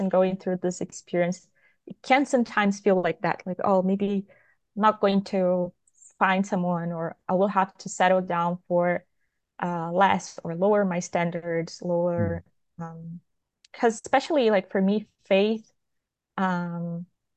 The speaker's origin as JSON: {"language": "English", "country": "Brazil", "said": "I'm from Brazil"}